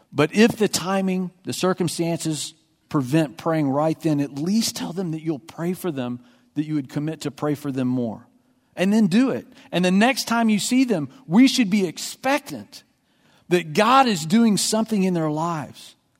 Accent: Texas, United States; I grew up in Texas

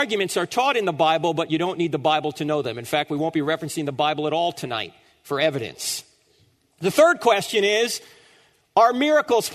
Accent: New Jersey, United States; moved away; I'm originally from New Jersey

